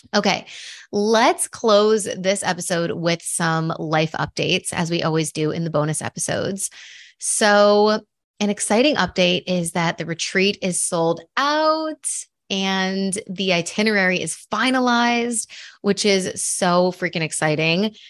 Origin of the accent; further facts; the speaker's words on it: Buffalo, New York, United States; moved away as an adult; also born or lived in Madrid; I grew up in New York. I grew up in Buffalo